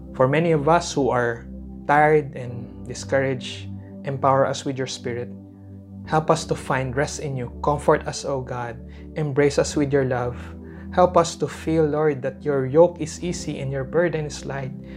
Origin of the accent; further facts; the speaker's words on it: Philippines; as a Filipino people